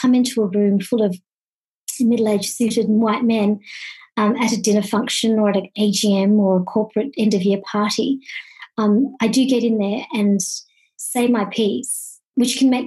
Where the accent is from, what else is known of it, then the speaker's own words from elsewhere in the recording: country Victoria, Australia; also born or lived in Kenya; I was born in Kenya, about fifth generation East African born of Indian origin, but raised in a country town in Victoria in Australia